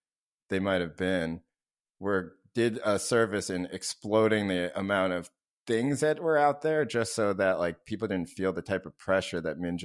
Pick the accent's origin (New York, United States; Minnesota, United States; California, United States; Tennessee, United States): New York, United States; Scarsdale; maybe sometimes my life was not as easy as it was for my white classmates growing up in Scarsdale, New York.